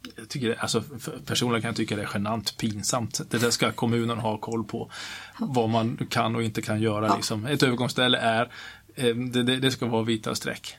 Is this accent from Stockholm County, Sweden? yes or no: no; Kiruna, Norrbotten County, Sweden; jag är uppvuxen i Kiruna